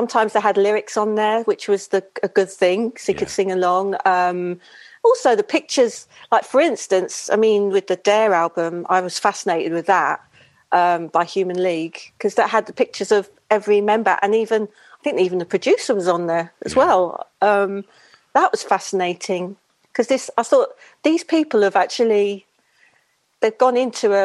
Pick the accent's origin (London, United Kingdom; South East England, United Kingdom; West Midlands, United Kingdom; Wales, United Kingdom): London, United Kingdom; growing up in Shepherd's Bush in London, West London